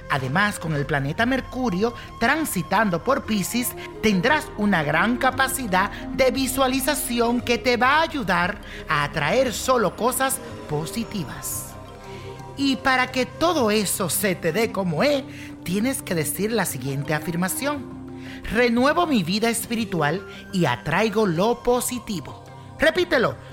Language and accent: Spanish; Mexico; moved away; hace 19 años me vine a vivir acá. Yo soy de México y desde entonces no he vuelto a ver a mi familia